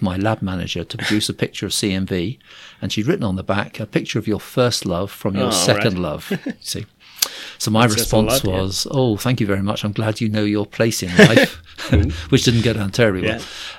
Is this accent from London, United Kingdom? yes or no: no; Liverpool, North West England, United Kingdom; born there; also born or lived in Surrey / Cambridgeshire; Oh, wow. That's a long, complicated story. So I was born in Liverpool.